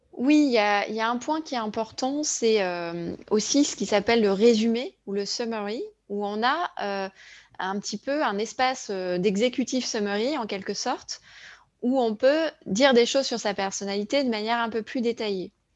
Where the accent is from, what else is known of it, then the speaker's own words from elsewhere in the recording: France; en tant que Français